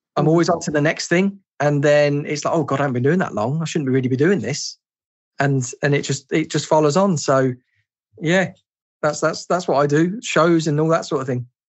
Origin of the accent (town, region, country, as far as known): England, United Kingdom; born or raised there